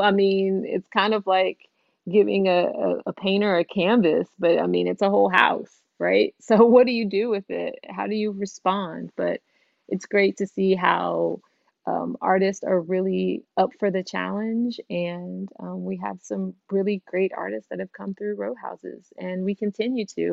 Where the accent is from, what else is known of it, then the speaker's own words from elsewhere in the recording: Houston, Texas, United States; I'm from Houston, Texas